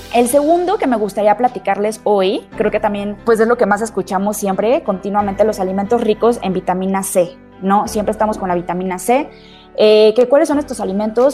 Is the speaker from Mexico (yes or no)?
yes; Mexico; todos nosotros como mexicanos